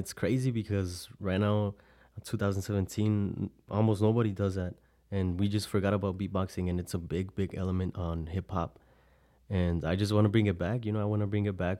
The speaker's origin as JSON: {"language": "English", "town": "El Paso", "region": "Texas", "country": "United States", "tie": "born or raised there", "said": "I was born and raised here in El Paso, Texas"}